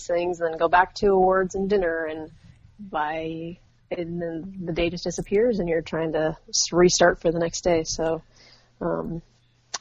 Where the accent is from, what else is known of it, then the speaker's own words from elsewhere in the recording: Illinois, United States; moved away as an adult; I was born and raised in Illinois. Ah. So I spent about 30 years there